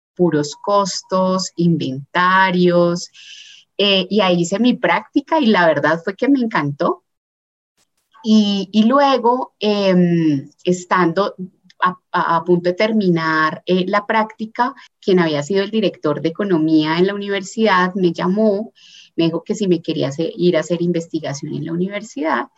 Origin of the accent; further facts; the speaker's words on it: Palmira, Valle del Cauca, Colombia; also born or lived in Cali; nací en una ciudad que se llama Palmira, en el Valle del Cauca, y bueno, ahí, ahí crecí